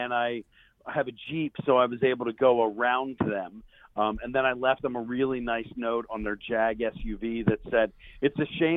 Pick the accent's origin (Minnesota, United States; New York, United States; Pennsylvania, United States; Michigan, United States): Pennsylvania, United States; Philadelphia suburbs; I'm a Philly guy. I grew up in the suburbs.